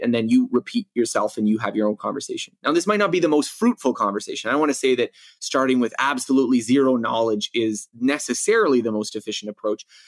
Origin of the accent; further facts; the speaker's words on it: Canada; I had taken just a little bit, you know, in grade school in, in growing up in Canada.